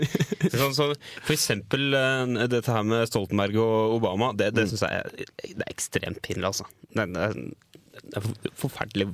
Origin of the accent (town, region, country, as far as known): Norway